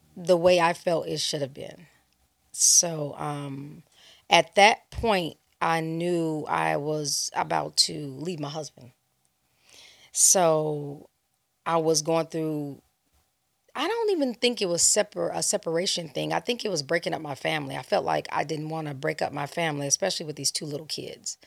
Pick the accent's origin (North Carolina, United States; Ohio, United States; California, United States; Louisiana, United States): California, United States; Los Angeles; also born or lived in Chicago, Illinois; I grew up in Los Angeles, California. I was born in Chicago, raised in LA.